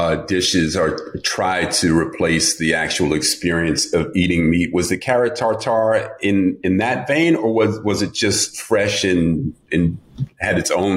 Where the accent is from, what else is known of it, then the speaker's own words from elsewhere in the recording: New York, United States; I grew up in New York and spent time in Jamaica